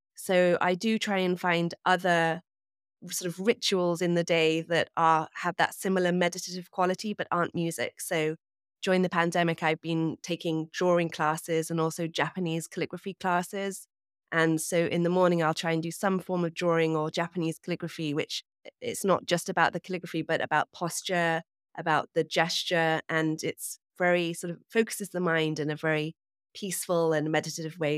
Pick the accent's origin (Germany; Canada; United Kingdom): United Kingdom; England; also born or lived in New York; now in Hudson Valley, United States; I am from England, as you can probably hear, but I live in New York, and I recently actually moved away from the city up to the Hudson Valley